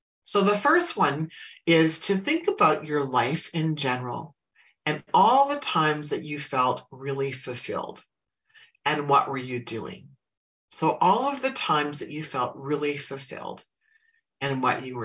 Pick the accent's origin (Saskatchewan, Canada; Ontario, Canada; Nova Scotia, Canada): Saskatchewan, Canada; Humboldt; now in Alberta, Canada; I grew up in Saskatchewan, which is a province next to me where I live in the province of Alberta